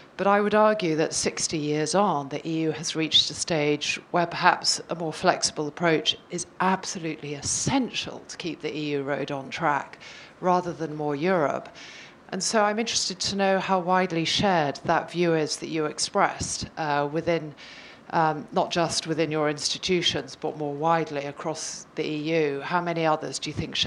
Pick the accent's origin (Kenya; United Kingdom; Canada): United Kingdom; as the British elephant in the room